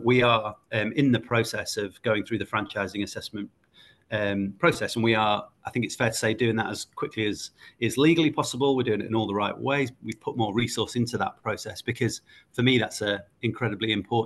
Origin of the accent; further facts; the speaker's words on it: Yorkshire and the Humber, United Kingdom; I'm from South Yorkshire. I was born here, raised here